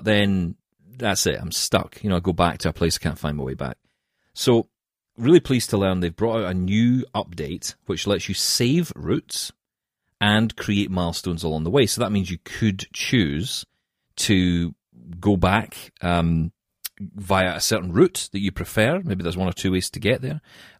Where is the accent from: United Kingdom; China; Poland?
United Kingdom; Scotland; It's because I'm Scottish.